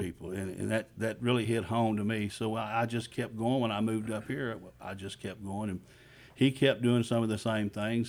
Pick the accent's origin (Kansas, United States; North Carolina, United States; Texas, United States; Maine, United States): Texas, United States; Magnolia; also born or lived in Houston, Texas; I'm from Montgomery County. I'm from Magnolia, Texas. That's what I've known most of my life